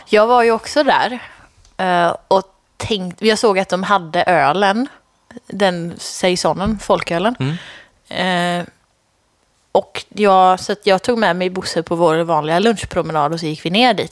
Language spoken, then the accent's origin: Swedish; Lidköping, Västra Götaland, Sweden; mina hemtrakter, Lidköping